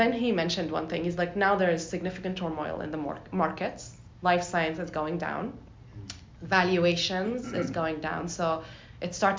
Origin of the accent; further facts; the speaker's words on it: Jordan; now in United States; I'm from Jordan originally. Yeah. I moved to the US